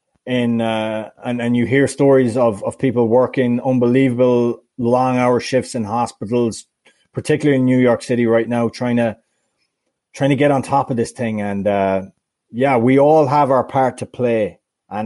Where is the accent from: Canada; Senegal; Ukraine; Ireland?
Ireland; my hometown club in the League of Ireland